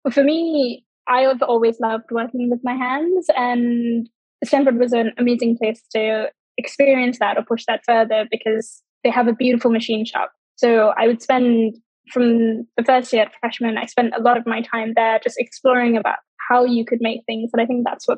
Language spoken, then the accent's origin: English; Sri Lanka; growing up in Sri Lanka